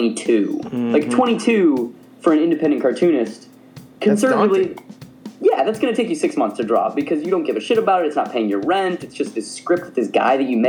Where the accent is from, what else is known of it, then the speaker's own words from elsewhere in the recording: Tucson, Arizona, United States; moved away; I am originally from Tucson, Arizona, which is the asshole of America